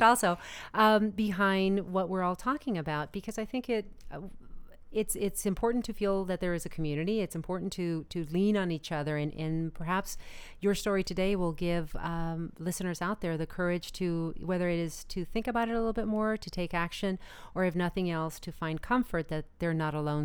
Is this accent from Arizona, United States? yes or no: yes; Arizona, United States; now in Los Angeles, United States; I'm originally from Arizona